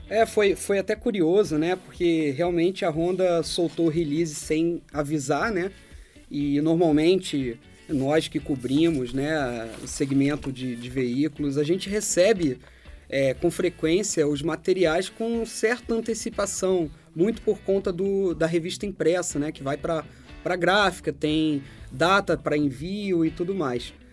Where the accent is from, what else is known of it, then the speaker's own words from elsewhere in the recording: Rio de Janeiro, Brazil; now in São Paulo, Brazil; eu, Panário e o Julião, três cariocas